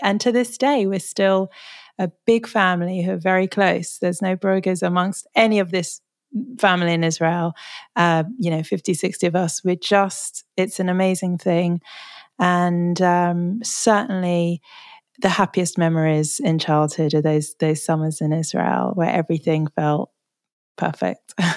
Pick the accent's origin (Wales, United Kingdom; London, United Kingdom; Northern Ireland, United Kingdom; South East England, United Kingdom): London, United Kingdom; I'm sort of born and bred Londoner